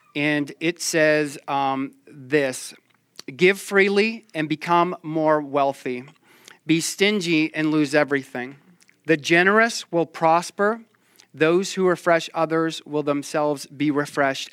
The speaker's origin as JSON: {"language": "English", "region": "Maine", "country": "United States"}